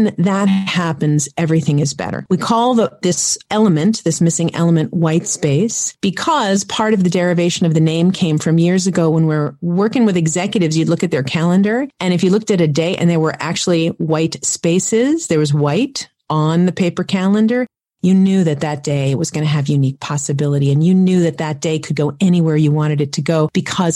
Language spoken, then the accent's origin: English; New York City, New York, United States; I grew up in Manhattan